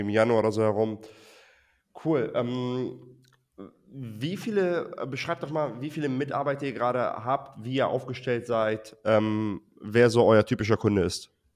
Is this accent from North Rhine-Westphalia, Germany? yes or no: no; Hamburg, Germany; ich komme aus Hamburg.